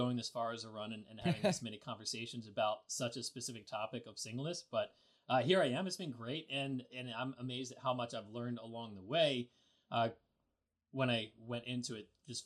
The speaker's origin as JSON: {"language": "English", "town": "Lancaster", "region": "Pennsylvania", "country": "United States", "said": "I'm from Lancaster, Pennsylvania"}